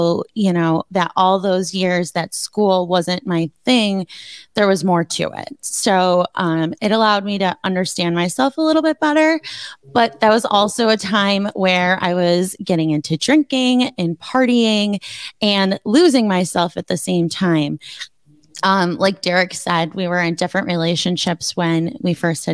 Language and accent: English; Buffalo, New York, United States; I grew up in the South Towns, which is, so he was a North Town kid. I was a South Town kid